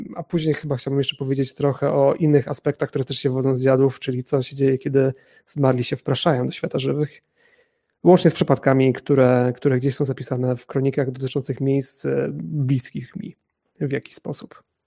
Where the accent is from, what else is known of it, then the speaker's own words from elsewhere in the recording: Chojnice, Pomeranian Voivodeship, Poland; now in Kraków, Poland; jestem także u siebie w mojej rodzinnej miejscowości w Chojnicach na Pomorzu